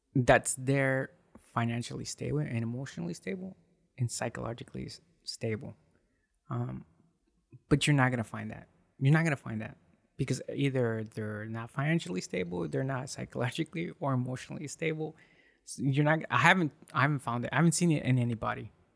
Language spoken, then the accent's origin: English; United States; I was born here in the U S